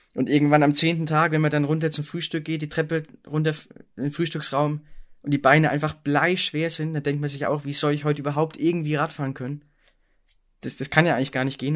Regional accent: East Germany, Germany; ich komme auch gebürtig aus Ostdeutschland

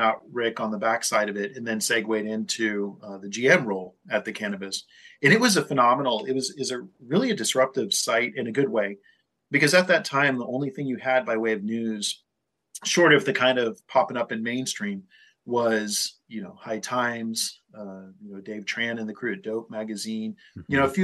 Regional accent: California, United States; also born or lived in Colorado; my home state in California

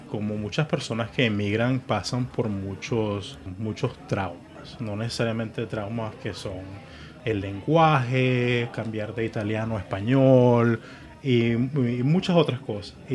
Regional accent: Puerto La Cruz, Anzoátegui, Venezuela; born or raised there; also born or lived in Margarita Island, Venezuela / New York, United States; now in Miami, United States

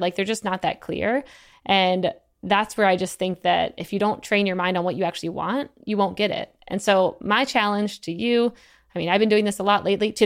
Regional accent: Eastern Shore, Maryland, United States; moved away as an adult; I'm from Eastern Shore, Maryland. I was trying to get off the Eastern Shore. Most of my family's all there.

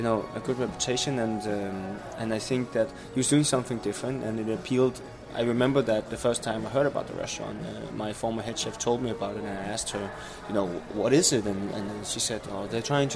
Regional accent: Denmark; I came to Denmark and was raised in a small city 35 kilometers outside Copenhagen

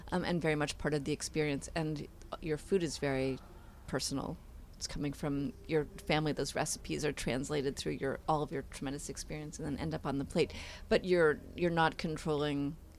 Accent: New York City, New York, United States; I grew up in Manhattan in an apartment

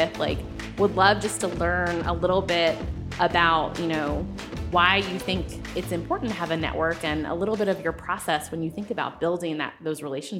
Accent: North Carolina, United States; And I was like, well, I'm from North Carolina.

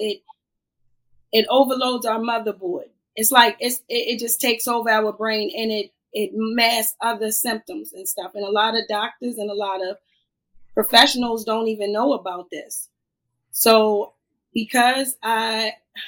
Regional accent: Annapolis, Maryland, United States; I grew up in Annapolis. I'm from Annapolis, Maryland

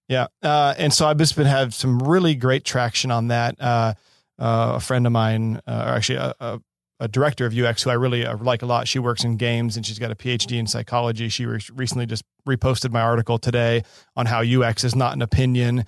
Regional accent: Seattle, Washington, United States; also born or lived in San Diego / Baton Rouge, Louisiana; now in Los Angeles, United States; born and raised in Seattle

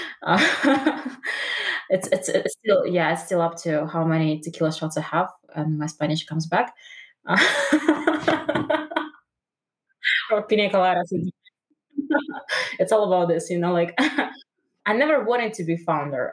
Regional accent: Russia; moved away; I'm originally from Russia

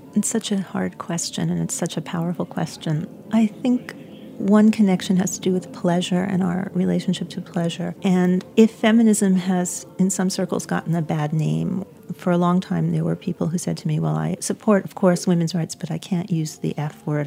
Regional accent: New York City, New York, United States; moved away as an adult; New York City, which is my hometown, and I was raised here

